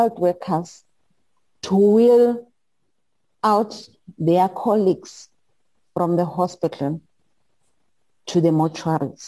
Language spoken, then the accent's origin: English; South Africa; I'm from South Africa